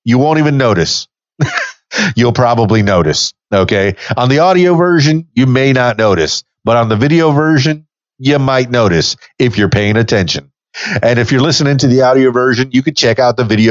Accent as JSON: {"language": "English", "town": "Miami", "region": "Florida", "country": "United States", "said": "I'm from Miami, the biggest suburb of New York."}